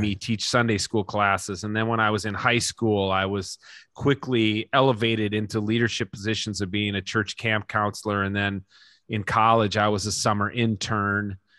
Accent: Minnesota, United States; Minnesota is the greatest place to live in the world, and I will live here till

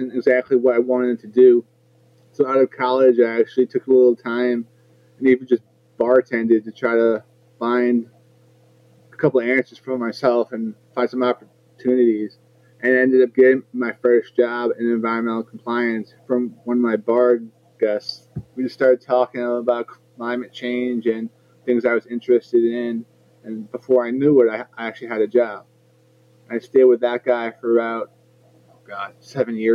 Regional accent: New Jersey, United States; also born or lived in Edison, New Jersey / North Brunswick, New Jersey / Metuchen, New Jersey; I'm from Central Jersey

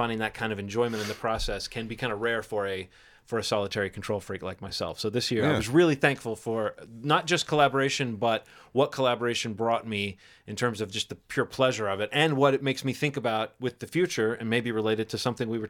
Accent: Alabama, United States; moved away; I grew up in Alabama

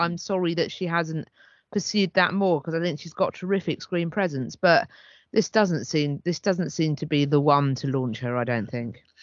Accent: United Kingdom; as a British person

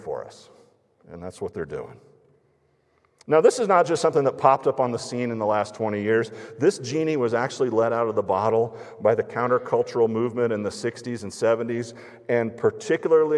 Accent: United States; American evangelical Christians

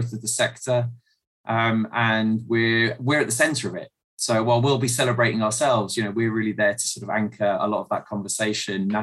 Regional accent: South Coast, South East England, United Kingdom; moved away as an adult; also born or lived in Ghana / Liberia; I grew up on the South Coast, and in a really happy but modest family environment

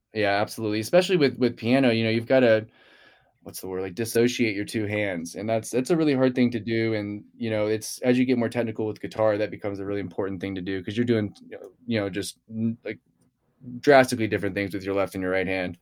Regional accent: Houston, Texas, United States; I grew up in, in Texas, I grew up in Houston

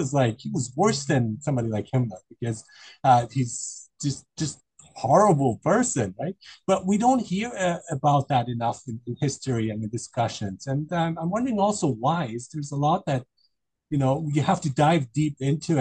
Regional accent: Germany; I grew up in Germany, so I'm quite familiar with German culture

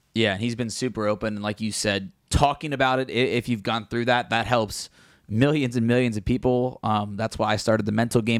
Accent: Cincinnati, Ohio, United States; I'm from Cincinnati

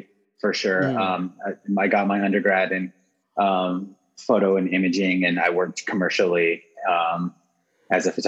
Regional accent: Corona, California, United States; now in South Pasadena, United States; I grew up outside of LA. I grew up in Corona, California, which is in Riverside County

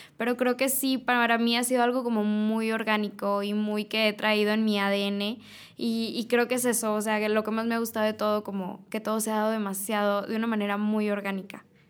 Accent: Reynosa, Tamaulipas, Mexico; now in Monterrey, Mexico; yo soy de Reynosa, Tamaulipas

